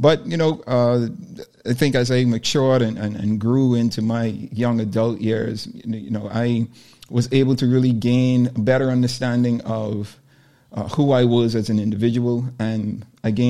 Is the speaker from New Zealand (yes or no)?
no; Nassau, New Providence, Bahamas; I'm born and raised in Nassau, Bahamas.